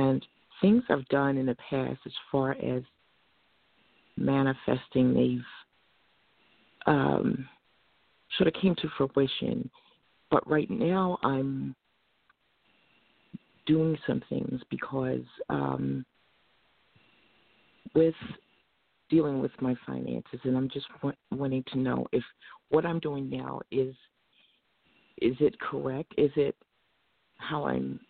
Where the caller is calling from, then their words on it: Norristown, Pennsylvania, United States; I'm calling from Norristown, Pennsylvania.